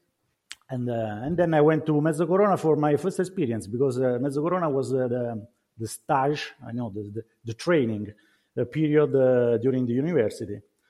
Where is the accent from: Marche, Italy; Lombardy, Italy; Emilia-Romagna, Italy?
Marche, Italy; moved away as an adult; also born or lived in Ascoli / Tuscany / Trentino; I'm not from Trentino. I'm not from North Italy. I'm from Marche region, so center of Italy. And my family was producing wine, but a small quantity of wine for themselves. I'm from a small farm where you make everything by yourself.